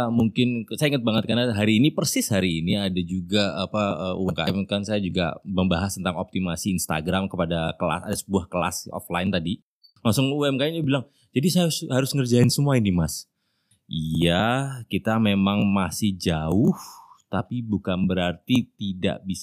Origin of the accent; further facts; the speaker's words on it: Pontianak, West Kalimantan, Indonesia; also born or lived in Jayapura / Denpasar; Saya anak daerah, saya gede di Pontianak